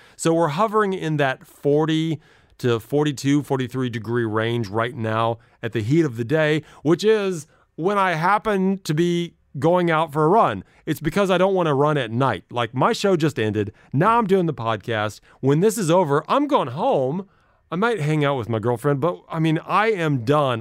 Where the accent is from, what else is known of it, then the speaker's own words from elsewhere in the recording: Midwest, United States; I grew up in the Midwest